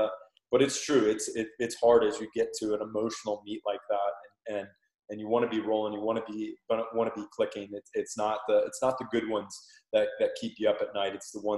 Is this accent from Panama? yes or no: yes; Panama; accent: Panamanian; That's my Panamanian accent coming out right there.